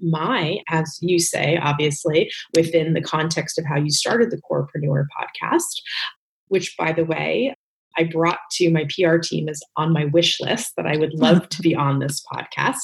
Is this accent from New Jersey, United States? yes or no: yes; Northern New Jersey, United States; moved away as an adult; also born or lived in New York City; now in Los Angeles, United States; really raised in New Jersey, Northern Jersey